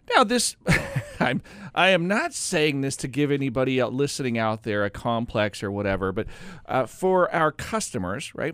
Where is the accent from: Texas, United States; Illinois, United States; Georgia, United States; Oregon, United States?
Oregon, United States; also born or lived in North Carolina; I grew up in Oregon, but I actually went to college in North Carolina